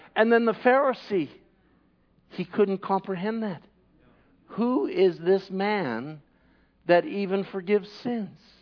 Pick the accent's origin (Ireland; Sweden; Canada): Canada; I'm a Canadian